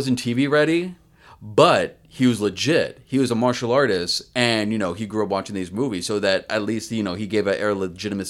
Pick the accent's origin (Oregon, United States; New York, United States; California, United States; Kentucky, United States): California, United States; I grew up in like California